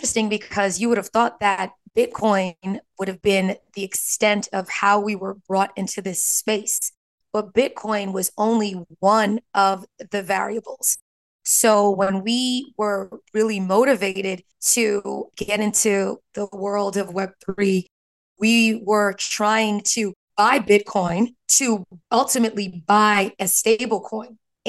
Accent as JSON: {"language": "English", "region": "New York", "country": "United States", "said": "I'm from New York. I can't hide it."}